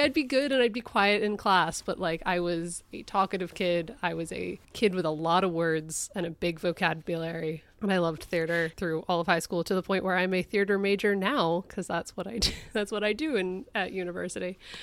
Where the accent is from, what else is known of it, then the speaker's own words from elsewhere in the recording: Connecticut, United States; my home state